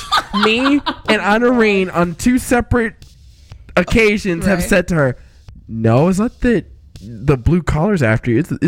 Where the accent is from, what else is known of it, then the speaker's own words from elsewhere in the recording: the South, United States; I'm from the South.